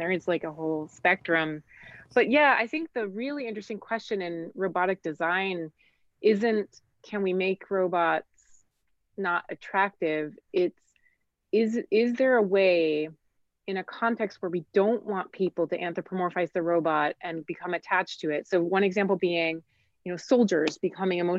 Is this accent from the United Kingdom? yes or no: no; Switzerland; moved away; I grew up in Switzerland where they eat horses